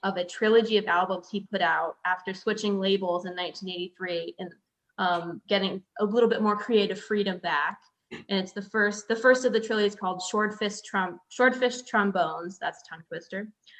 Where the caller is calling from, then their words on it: Orlando, Florida, United States; I'm calling in from Orlando today.